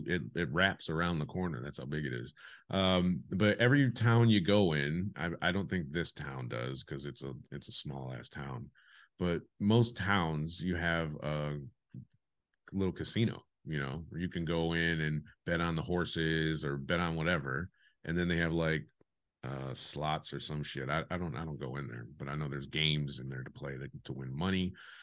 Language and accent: English; United States; moved away; I'm American. I just don't happen to be at home right now.